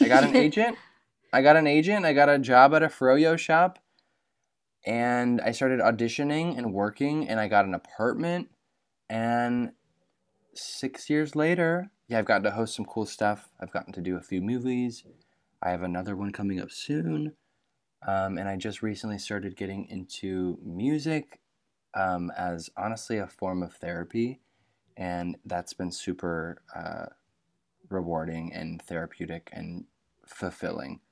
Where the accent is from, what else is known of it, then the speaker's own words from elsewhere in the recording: Michigan, United States; I grew up in Michigan, so I'm twenty-five, I grew up in Michigan